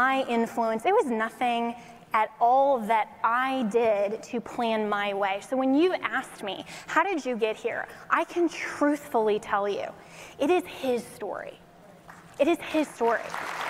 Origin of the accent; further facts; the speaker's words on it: Colorado, United States; moved away as an adult; now in Washington, D.C., United States; the little girl from Colorado